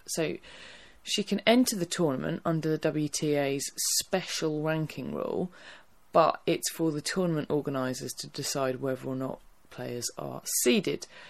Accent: Essex, East of England, United Kingdom; I am from Essex

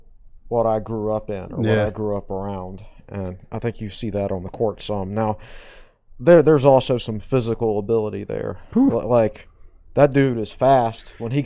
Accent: Louisiana, United States; and it's just kind of me and Blacksburg, and I'm from Louisiana.

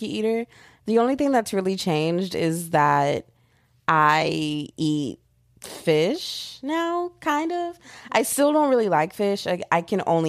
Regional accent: Texas, United States; I'm just a Texan girl like

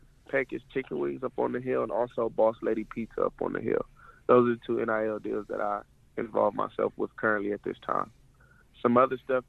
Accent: Inglewood, California, United States; moved away as an adult; now in Boulder, United States; Growing up in Inglewood, California, the inner city

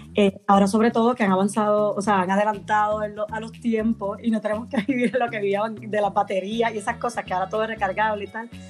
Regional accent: Puerto Rico; moved away as an adult; now in Madrid, Spain; soy de Puerto Rico originalmente, pero vivo en Madrid, en España, llevo 5 años por aquí

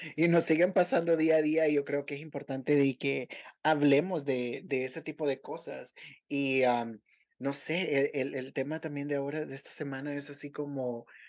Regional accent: El Salvador

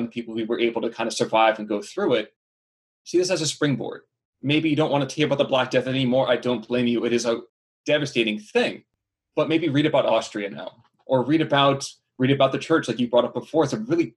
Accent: New Jersey, United States; I am born and raised in New Jersey.

